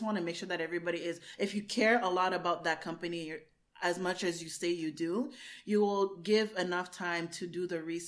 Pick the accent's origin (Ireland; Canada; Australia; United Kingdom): Canada; I'm talking as a Canadian.